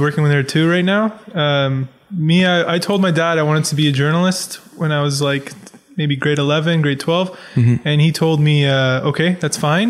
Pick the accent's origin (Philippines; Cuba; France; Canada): Canada; Pickering, Ontario; also born or lived in Scarborough, Ontario; I grew up in Pickering. Well, I grew All up in Scarborough along. first, and then I moved to Pickering when I was in grade like four